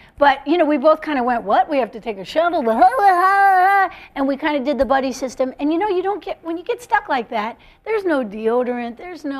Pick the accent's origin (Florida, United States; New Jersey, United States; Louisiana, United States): New Jersey, United States; because you know I'm from Jersey.